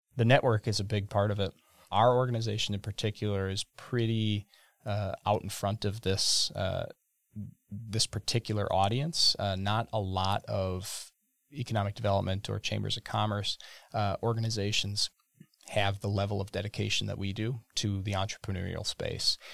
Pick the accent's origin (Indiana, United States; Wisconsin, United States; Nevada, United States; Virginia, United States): Wisconsin, United States; Burnett; I grew up in Burnett, Wisconsin, right off of Highway twenty-six in the shade of the Horicon Marsh